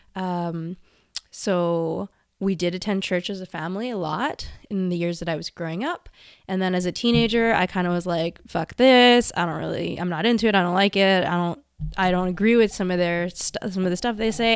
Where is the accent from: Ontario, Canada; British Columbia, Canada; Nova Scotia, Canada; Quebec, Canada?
British Columbia, Canada; Vancouver; I was born in Vancouver, British Columbia, Canada, and I was raised by my grandparents and my mom for the first several years of my life.